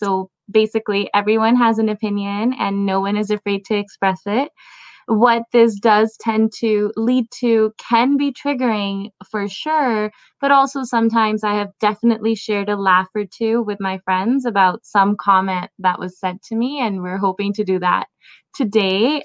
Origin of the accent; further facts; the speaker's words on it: Pakistan; now in Toronto, Canada; I was born in Pakistan and lived there for a bit. Now, living in Canada